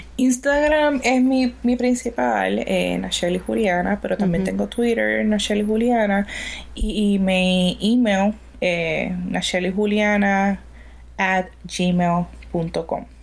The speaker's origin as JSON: {"language": "Spanish", "country": "Puerto Rico", "said": "mi país"}